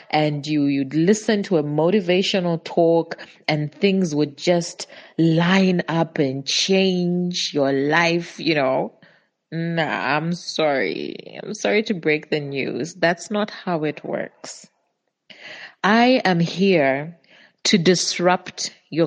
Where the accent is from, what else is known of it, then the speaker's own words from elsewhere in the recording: Zambia; I'm from Zambia